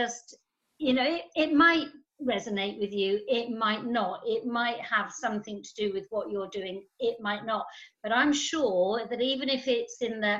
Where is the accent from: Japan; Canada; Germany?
Germany; oh, well, I grew up in Germany and I didn't really have anything and I didn't really know.